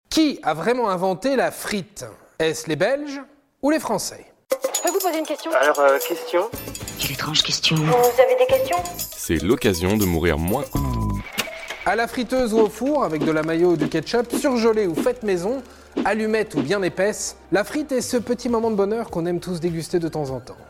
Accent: France; je suis français

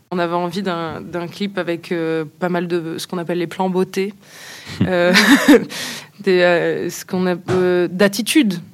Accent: Nice, Provence-Alpes-Côte d'Azur, France; On est niçois

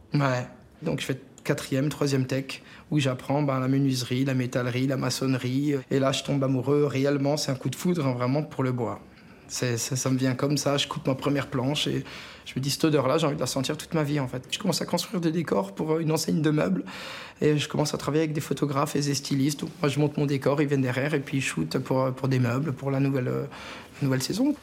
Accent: Alsatian village, Grand Est, France; mes enfants, bah, ils peuvent grandir là où j'ai grandi. Ils sont dans les mêmes champs, dans les vignes, voilà, dans les mêmes rues

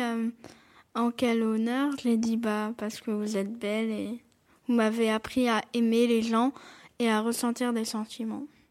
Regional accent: Montpellier, Occitania, France; j'ai 10 ans, je suis née à Montpellier

